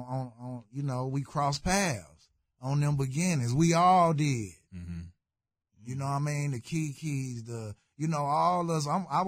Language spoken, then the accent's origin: English; Houston, Texas, United States; You know, I'm from South Park. When I came from Chicago, South Park, my hood.